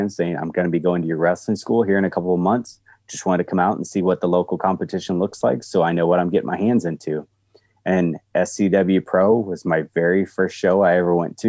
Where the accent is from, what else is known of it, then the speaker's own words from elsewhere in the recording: Eagle Grove, Iowa, United States; my hometown where I went to high school, which is Eagle Grove, Iowa.